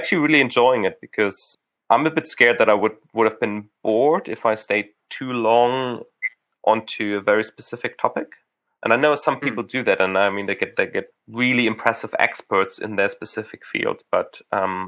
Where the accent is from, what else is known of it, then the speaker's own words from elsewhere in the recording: Hamburg, Germany; moved away; I grew up in Hamburg